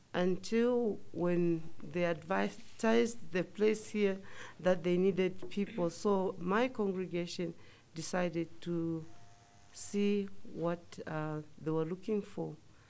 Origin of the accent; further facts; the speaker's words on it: Zambia; moved away as an adult; also born or lived in New York / Massachusetts; now in New Mexico, United States; Originally, I'm from Zambia. That's where I was born. And I came here as a missionary 11 years ago.